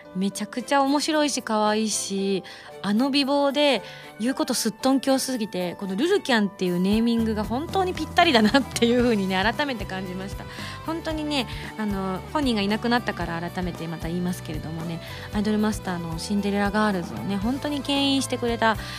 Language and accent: Japanese; western Japan, Japan; 私も西の方の出身